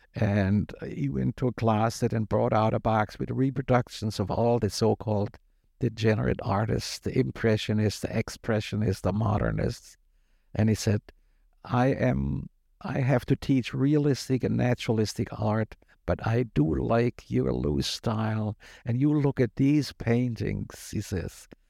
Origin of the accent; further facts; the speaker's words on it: Germany; moved away as an adult; also born or lived in Syracuse, New York, United States; now in United States; I was born in the United States to German immigrant parents, and when I was six years old and going to first grade here, they went back to Germany. So from age six to 22, I lived in Germany